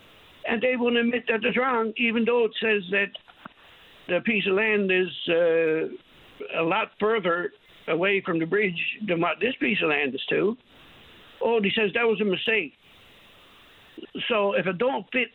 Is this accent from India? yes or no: no; New Harbour, Newfoundland and Labrador, Canada; I came from New Harbor in Trinity Bay